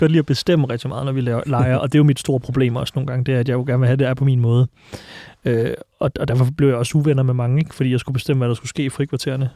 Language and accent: Danish; Silkeborg, Central Denmark Region, Denmark; now in Copenhagen, Denmark; Jeg voksede op i Silkeborg